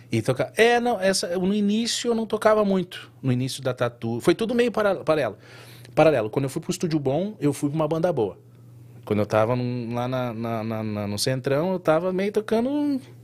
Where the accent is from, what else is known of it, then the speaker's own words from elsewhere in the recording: São Borja, Rio Grande do Sul, Brazil; also born or lived in Porto Alegre; now in United States; eu vim do interior do Rio Grande do Sul. São Borja